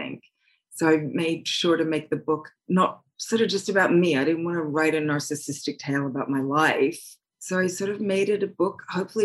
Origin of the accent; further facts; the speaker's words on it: Australia; moved away; also born or lived in Hawaii; I grew up on a beach in Australia